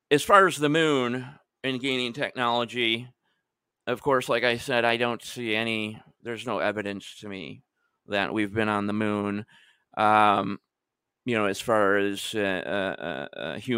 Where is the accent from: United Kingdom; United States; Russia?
United States; Michigan; especially I remember I'm originally from Michigan myself